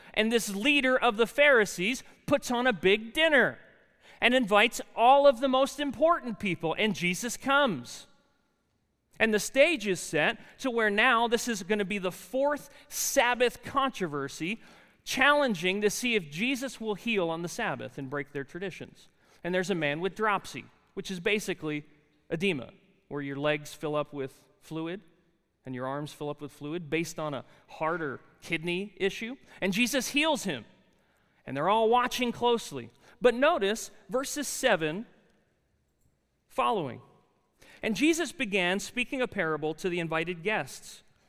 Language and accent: English; New Jersey, United States; accent: really thick accent; moved away as an adult; And I said, "New Jersey."